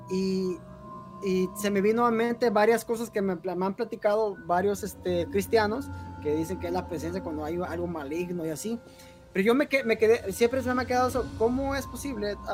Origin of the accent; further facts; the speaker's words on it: Guerrero, Mexico; Igual a Guerrero. Es, está, todo, todo hasta el sur de, México.